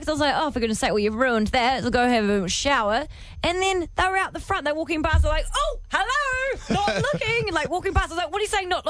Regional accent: Canterbury, New Zealand; we're bred hard down in Canterbury, mate.

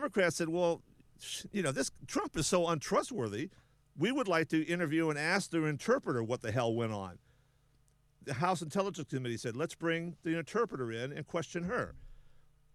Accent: South Dakota, United States; moved away; That's my home. That's my home state. For my family is from South Dakota

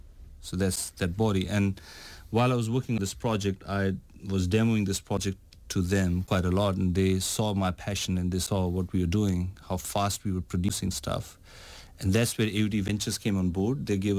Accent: India; I'm coming from India, living in India, and I've traveled around Europe

